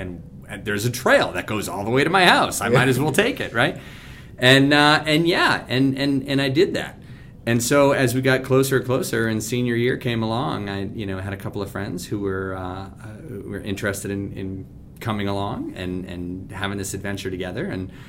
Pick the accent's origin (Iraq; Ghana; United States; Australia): United States; Adams, Massachusetts; So I grew up in the Berkshires in western Massachusetts, in the town of Adams